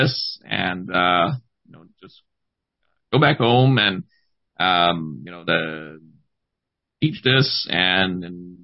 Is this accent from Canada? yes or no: yes; Gaspé Peninsula, eastern Quebec, Canada; I'm born and raised in eastern Quebec in the Gaspé Peninsula